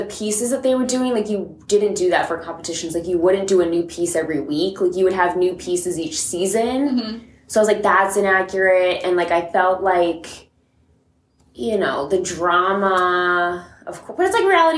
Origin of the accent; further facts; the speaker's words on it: Massachusetts, United States; moved away; I'm from Massachusetts. I grew up at a comp studio there